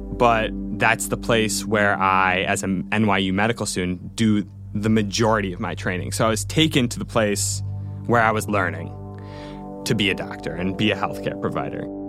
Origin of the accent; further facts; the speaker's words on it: Rochester, New York, United States; moved away; I grew up in Rochester, New York, surrounded by all of my family